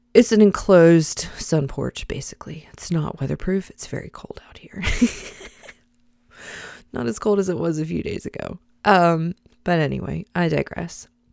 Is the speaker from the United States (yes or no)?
yes; the South, United States; I'm a Christian in the United States of America. I'm a Southerner.